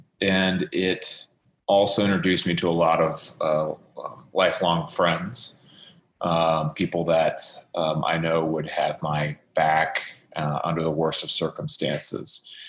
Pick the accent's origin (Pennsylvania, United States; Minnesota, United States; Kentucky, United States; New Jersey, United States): Kentucky, United States; Fort Knox; born there; I grew up in a military family. I was born in Fort Knox, Kentucky, actually, while my dad was on active duty at armor school at the time.